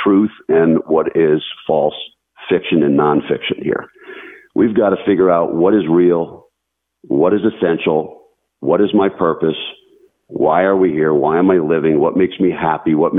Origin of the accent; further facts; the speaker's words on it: small town next to the Blue Mountain, Pennsylvania, United States; When I was a kid, 11 or 12 years old. We used to live in a small town next to a major mountain, the Blue Mountain, which is a lot of people know as the Appalachian Trail goes through it.